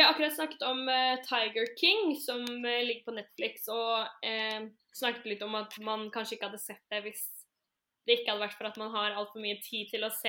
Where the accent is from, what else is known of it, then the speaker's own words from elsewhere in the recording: Skien, Telemark, Norway; Eh, og Jenny, du er fra Ulefoss, men jeg er fra Skien